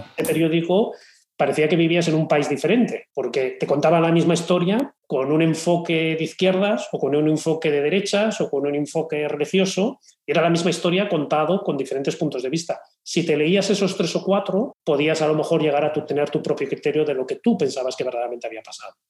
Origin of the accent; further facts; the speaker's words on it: Spain; tenemos en España.